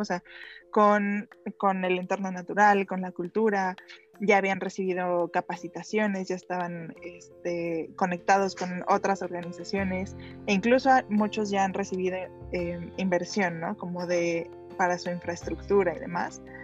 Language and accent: Spanish; Mexico; soy orgullosamente mexicana